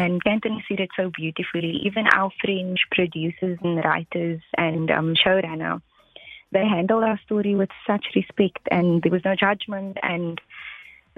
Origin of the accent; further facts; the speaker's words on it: Kraaifontein, Western Cape, South Africa; I grew up in Kraaifontein